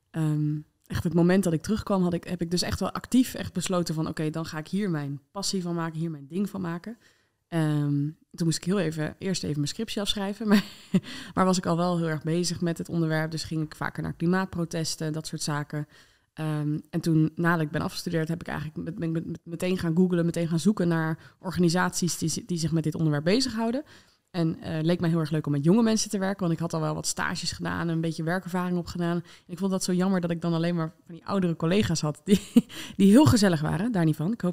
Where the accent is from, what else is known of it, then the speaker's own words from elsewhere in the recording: Netherlands; Eh, maar voor mij als, als Nederlander dus kwam dat heel hard binnen.